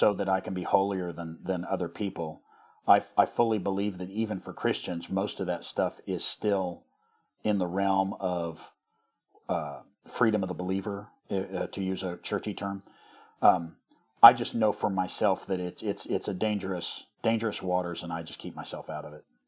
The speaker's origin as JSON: {"language": "English", "region": "rural Missouri", "country": "United States", "tie": "born or raised there", "said": "our, our area where we grew up in Missouri"}